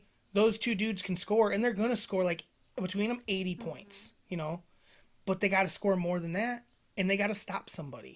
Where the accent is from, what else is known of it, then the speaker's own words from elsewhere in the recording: Wisconsin, United States; We're from Wisconsin.